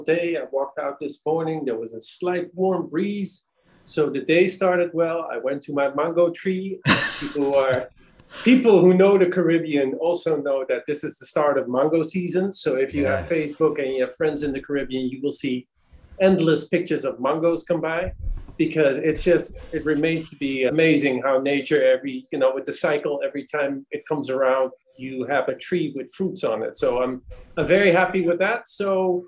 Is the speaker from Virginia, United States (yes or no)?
yes; D.C., Virginia / Washington, United States; also born or lived in Netherlands; now in Trinidad and Tobago; We lived in Virginia, but I went to school in D.C. Most of my life was in D.C., and we just lived across the border in Virginia.